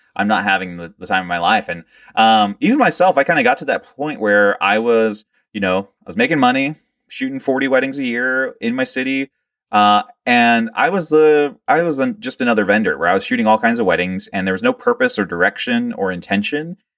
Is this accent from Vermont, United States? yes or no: no; Georgetown, Delaware, United States; moved away; also born or lived in Lewes, Delaware; I was born in Lewis, Delaware, but I was raised in Georgetown, Delaware